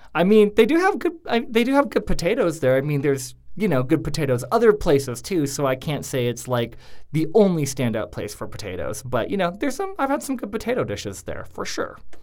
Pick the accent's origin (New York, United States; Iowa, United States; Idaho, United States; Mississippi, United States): Idaho, United States; Coeur d'Alene; moved away; I actually grew up in a uh, semi small town in Idaho called Coeur d'Alene